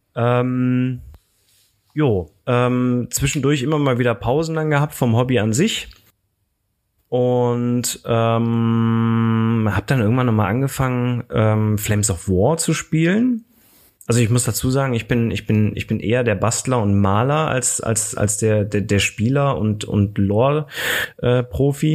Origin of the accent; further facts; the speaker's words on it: Aachen, North Rhine-Westphalia, Germany; ich komme aus Aachen